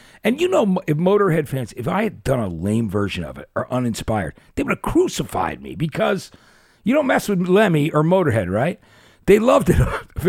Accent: New Jersey, United States; I'm from Jersey.

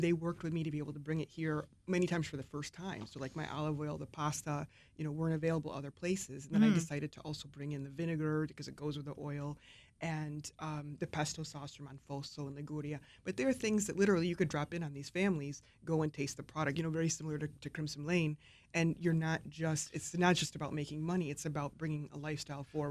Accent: New York, United States; my background is Italian American. I grew up in New York State

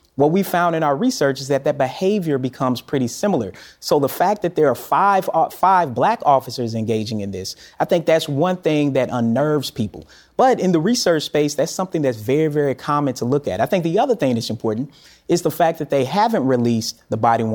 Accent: Tennessee, United States; I'm from Tennessee.

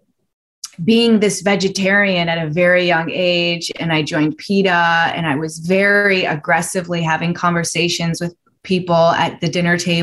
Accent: Chicago, Illinois, United States; I grew up in Chicago

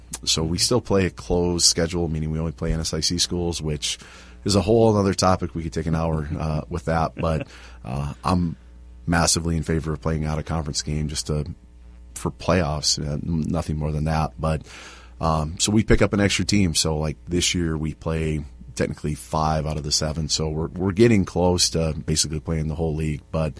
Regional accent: Iowa, United States; now in Bemidji, United States; I'm from Iowa, right? So we have, you know, cornfields and soybeans and a couple trees here and there.

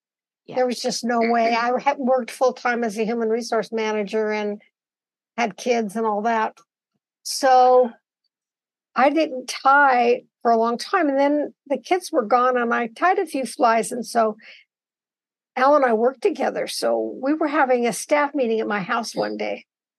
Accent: Boise, Idaho, United States; also born or lived in Oregon; my family is from the Boise Valley. And so as soon as the war was over, we moved back to Boise, and that's where I was raised.

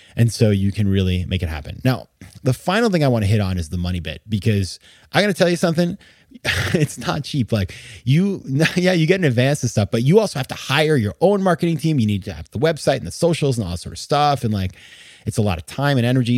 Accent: Maine, United States; born or raised there

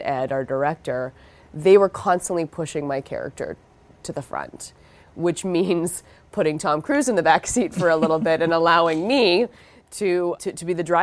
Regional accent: Vancouver, British Columbia, Canada; I grew up in Vancouver, and I did theater in high school

